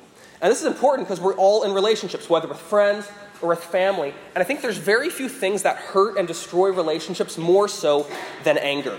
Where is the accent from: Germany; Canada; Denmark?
Canada; Vancouver, British Columbia; moved away; I'm from Vancouver, Canada